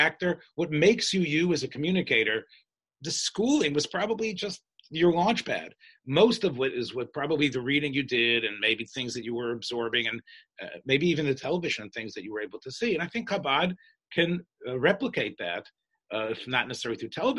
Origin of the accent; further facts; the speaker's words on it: the South, United States; I'm from the South